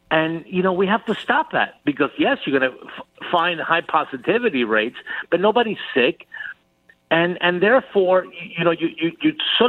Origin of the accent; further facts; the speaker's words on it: Cuba; now in United States; I was born in Cuba. I was born on the Fidel Castro.